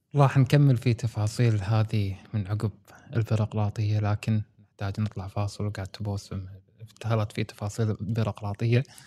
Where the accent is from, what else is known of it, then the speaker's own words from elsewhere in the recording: Kuwait; عندنا بالكويت